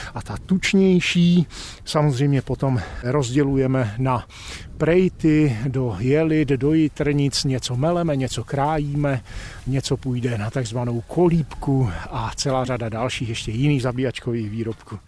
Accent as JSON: {"language": "Czech", "area": "Silesia / Lachia", "region": "Moravian-Silesian Region", "country": "Czechia", "said": "tady u nás ve Slezsku, Lašsku, Valašsku, jak chcete, zkrátka v našem kraji"}